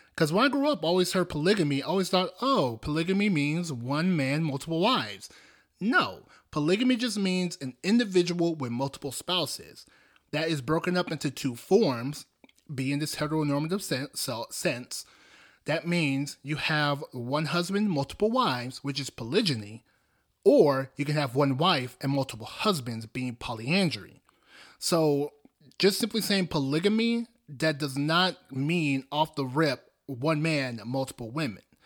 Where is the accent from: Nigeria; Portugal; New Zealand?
Nigeria; I come from Nigeria. Specifically, I'm Igbo.